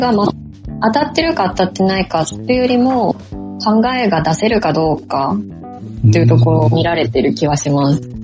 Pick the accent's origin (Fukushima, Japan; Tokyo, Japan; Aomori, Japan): Fukushima, Japan; accent: Fukushima dialect; moved away as an adult; also born or lived in Singapore; now in Miyagi, Japan; 地元が福島なので、それこそ高校時代は生でしたね。福島なまりが